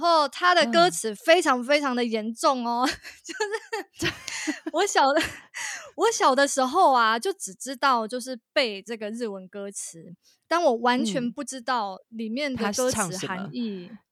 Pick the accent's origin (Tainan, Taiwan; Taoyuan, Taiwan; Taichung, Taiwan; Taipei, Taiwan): Tainan, Taiwan; 因为我是台南人，然后呃，台南其实以前有那种地方电视台就会办歌唱比赛。